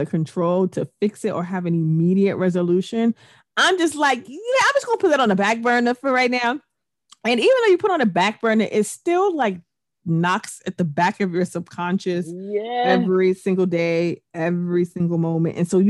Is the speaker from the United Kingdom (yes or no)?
yes; England, United Kingdom; yes, I was born in England, but I've worked here. I went to school here. I've had my main years here.